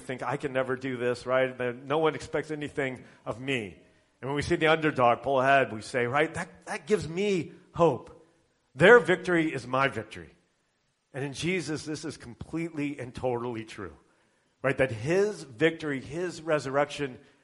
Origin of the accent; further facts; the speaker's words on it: Indiana, United States; I'm from Indiana